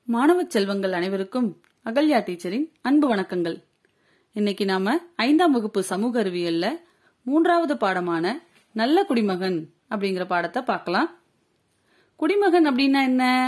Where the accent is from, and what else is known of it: India